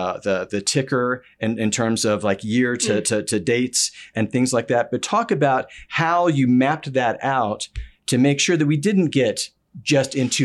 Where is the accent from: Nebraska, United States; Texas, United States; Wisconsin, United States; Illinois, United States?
Texas, United States; Dallas; I am from Dallas, Texas